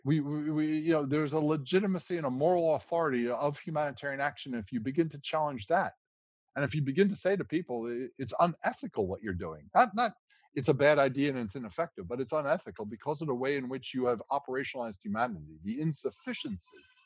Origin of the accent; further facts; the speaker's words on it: United States; I'm a lawyer by background and I'm an American